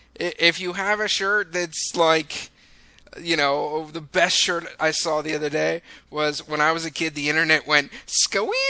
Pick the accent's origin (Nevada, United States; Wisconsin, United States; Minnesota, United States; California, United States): California, United States; I'm from California